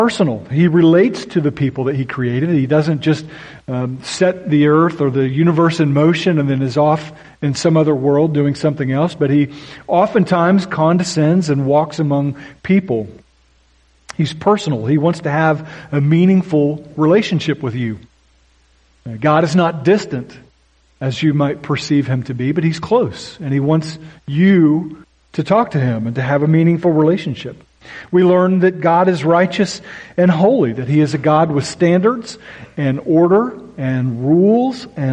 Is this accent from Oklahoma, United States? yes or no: yes; Oklahoma, United States; moved away; I grew up in Oklahoma, which accounts for my weird accent at times